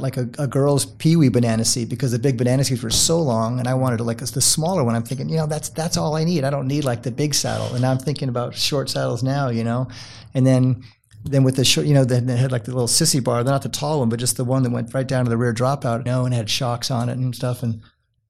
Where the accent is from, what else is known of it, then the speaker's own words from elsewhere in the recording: Los Angeles, California, United States; quintessential SoCal 70s kid, 60s kid, sorry. And, you know, so it was like between summers between, lived up in the Hollywood Hills